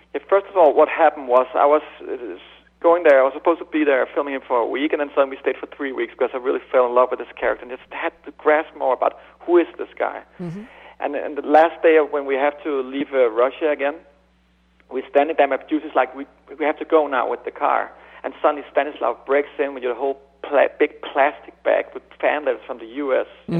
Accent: Denmark; I'm from Denmark.

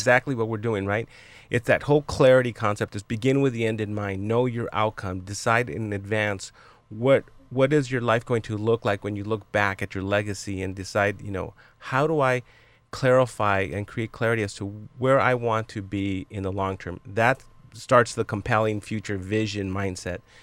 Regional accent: Los Angeles, California, United States; I grew up in East Los Angeles in Boyle Heights

